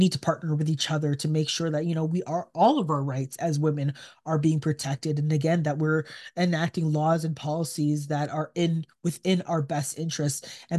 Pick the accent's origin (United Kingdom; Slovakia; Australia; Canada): Canada; I mean, as a Canadian, we watch U.S. news as well.